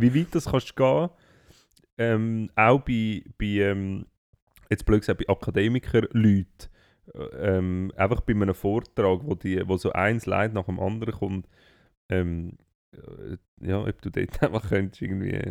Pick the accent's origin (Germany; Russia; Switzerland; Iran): Switzerland; bei uns in der Schweiz